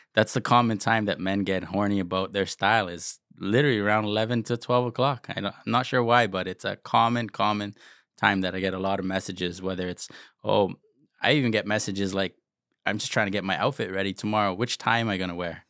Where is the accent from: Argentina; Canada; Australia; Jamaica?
Canada; Toronto, Ontario; I grew up rough in Jane and Finch